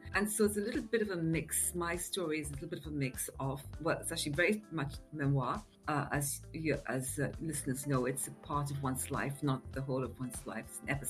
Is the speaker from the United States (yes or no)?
no; India; now in United Kingdom; So I'm originally from India, of what I'd say Eurasian parents, not Anglo-Indian, because Anglo-Indian normally means half Indian, half English, and I'm definitely mixed European with some Indian. But I came to England a very long time ago with my family